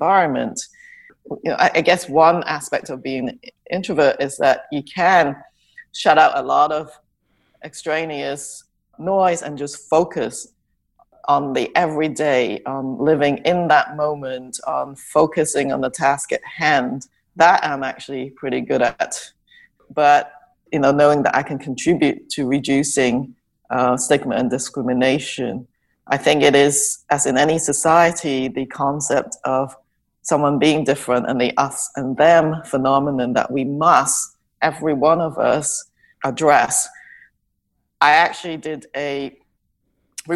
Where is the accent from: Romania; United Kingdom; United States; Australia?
United Kingdom; England; moved away as an adult; also born or lived in Hong Kong; now in Canada; I grew up in England, and I was born in Hong Kong, and I came to Canada after I finished medical school and my internship